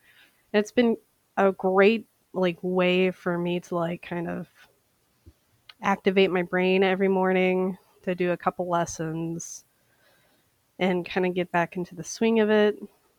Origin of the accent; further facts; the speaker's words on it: St. Paul, Minnesota, United States; I am an eyewear specialist, and I am from St. Paul, Minnesota.